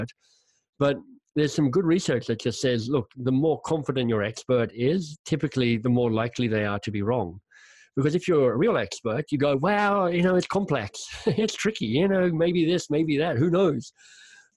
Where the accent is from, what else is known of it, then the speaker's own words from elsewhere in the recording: Canberra, Australian Capital Territory, Australia; moved away as an adult; now in Toronto, Canada; I am Australian. I grew up in Canberra.